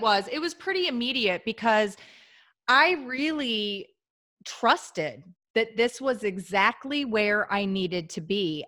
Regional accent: St. Louis, Missouri, United States; moved away as an adult; also born or lived in Midwest; I'm from Saint Louis, so Missouri

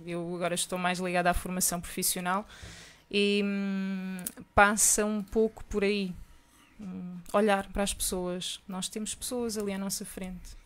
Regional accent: Portugal; sou portuguesa.

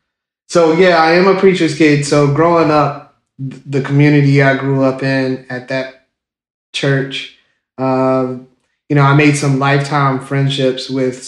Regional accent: Savannah, Georgia, United States; also born or lived in Piney Woods, Mississippi; I was born in Savannah, Georgia, so I am a southern boy or a southern gentleman.

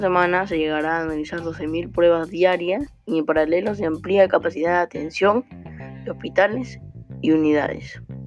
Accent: Peru; tenemos que ayudarnos como peruanos

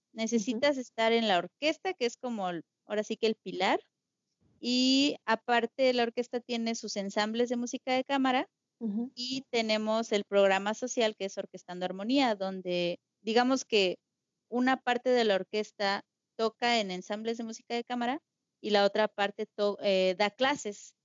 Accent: San Luis Potosí, Mexico; soy de San Luis Potosí, de la capital.

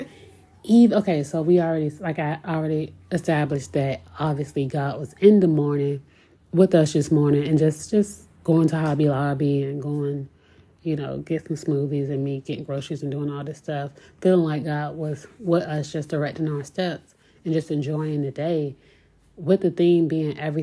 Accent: Virginia Beach, Virginia, United States; growing up in Virginia Beach, I'm used to the beach

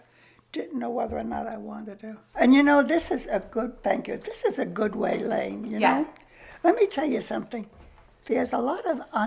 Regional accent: New York City, New York, United States; I grew up in Queens.

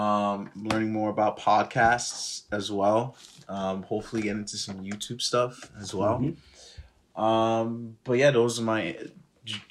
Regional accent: Worcester, Massachusetts, United States; We're from Worcester.

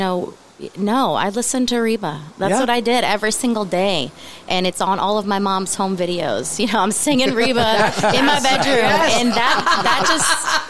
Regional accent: North East, Pennsylvania, United States; I'm from Northeast.

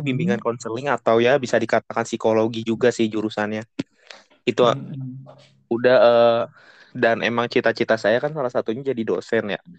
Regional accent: Depok, West Java, Indonesia; gorengan khas sini, khas Depok, khas kota saya Depok

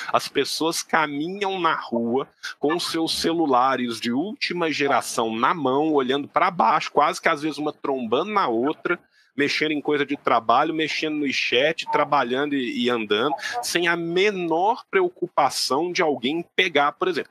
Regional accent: Belo Horizonte, Minas Gerais, Brazil; moved away; also born or lived in Beijing; eu sou de Belo Horizonte

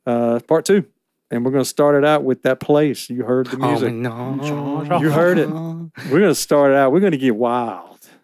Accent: United Kingdom; Okay. Well, you know, I am British.

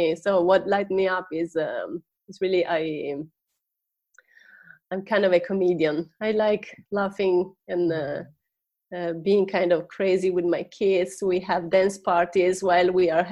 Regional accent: Italy; accent: Italian English; English is a second language; moved away as an adult; also born or lived in Seattle area, United States; I'm Italian. I was born and raised in Italy.

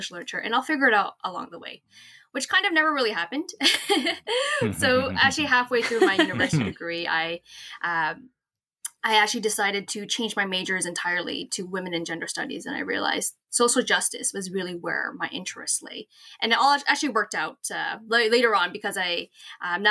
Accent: Toronto, Ontario, Canada; I am from Toronto, Ontario, Canada, born and raised

